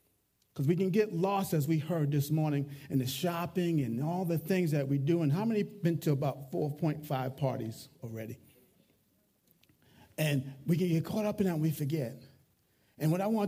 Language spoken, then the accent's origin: English; New York, United States; I can talk with my hands. I'm a New Yorker